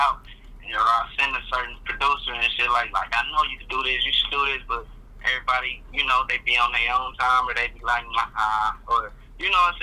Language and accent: English; Detroit, Michigan, United States; moved away as an adult; also born or lived in Highland Park, Michigan; now in Lincoln Park, United States; I'm in the city no more, but I still be out in the Southwest, you know what I'm saying? I spent a lot of my, those important years where you kind of shape as a man out here